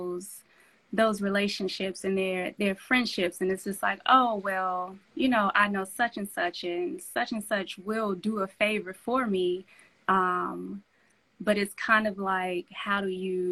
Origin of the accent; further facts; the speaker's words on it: Chicago, Illinois, United States; I'm from LeClaire Courts, Chicago